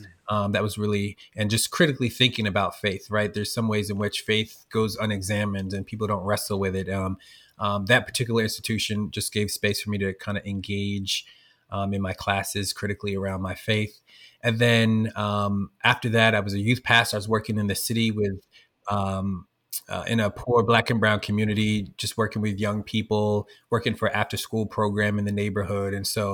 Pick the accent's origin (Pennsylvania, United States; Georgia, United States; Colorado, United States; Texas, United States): Pennsylvania, United States; Norristown; So I grew up in Norristown, Pennsylvania first, which is the Philly area, and grew up in Black and Latino community, poor and working class community.